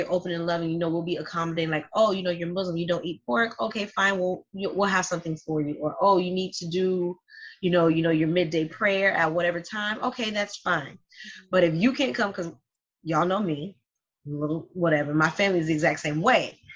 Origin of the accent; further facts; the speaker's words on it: Miami, Florida, United States; I'm from Miami. I speak Spanish too.